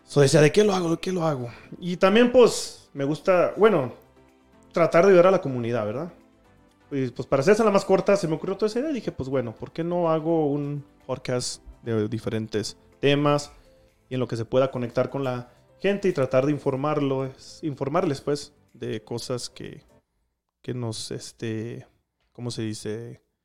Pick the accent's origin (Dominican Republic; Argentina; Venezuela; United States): United States; Denver, Colorado; also born or lived in Durango, Mexico; yo nací aquí en Denver, así, uh, en el año 90